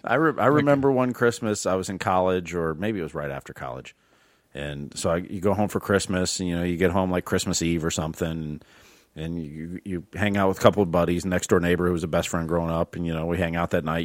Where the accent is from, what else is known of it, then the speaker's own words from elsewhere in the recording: Northwest Ohio, United States; moved away as an adult; I grew up in Northwest Ohio